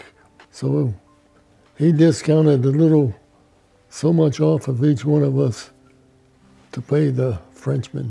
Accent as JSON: {"language": "English", "region": "New York", "country": "United States", "said": "I was from New York"}